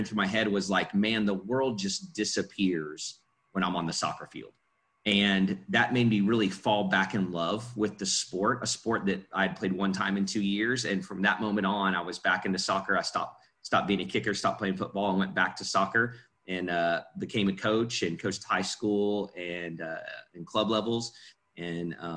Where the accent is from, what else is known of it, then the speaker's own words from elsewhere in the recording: Oklahoma, United States; also born or lived in Illinois; I moved to Oklahoma when I was five from Illinois